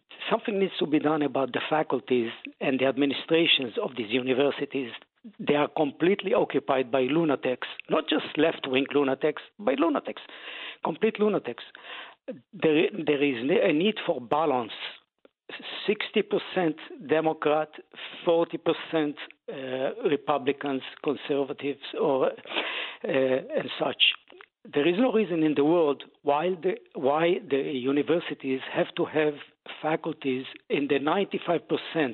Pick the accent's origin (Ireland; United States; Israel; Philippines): Israel; born or raised there; also born or lived in Egypt / Italy